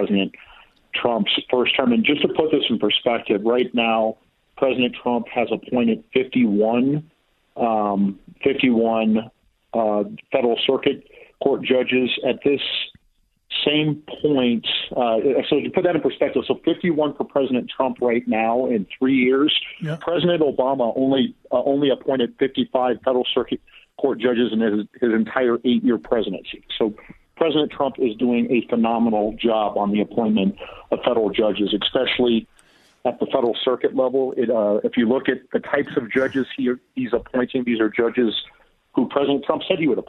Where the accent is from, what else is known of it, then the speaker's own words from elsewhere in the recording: Des Moines, Iowa, United States; Des Moines, Iowa, which is my hometown